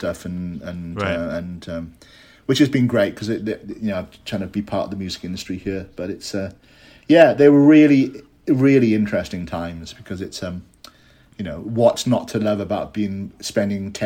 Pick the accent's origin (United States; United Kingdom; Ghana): United Kingdom; Hay-on-Wye, Wales; also born or lived in Cardiff; my hometown of Hay-on-Wye